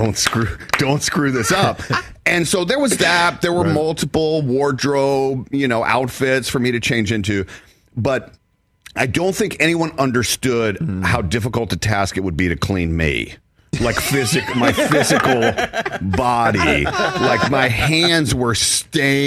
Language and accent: English; the South, United States; I'm from the South